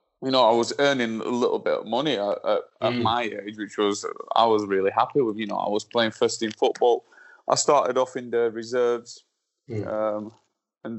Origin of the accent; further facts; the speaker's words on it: Slovakia; also born or lived in Burnley; now in England; where I'm from Slovakia